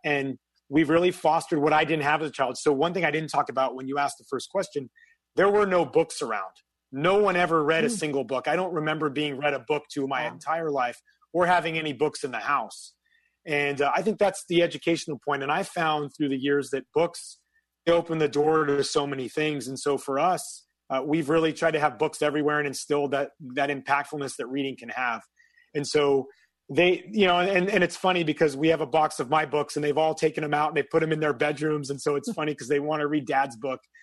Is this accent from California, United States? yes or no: yes; a small town in Northern California, United States; moved away as an adult; I'm from a small town in Northern California, 5,000 people. And so everybody knows your business.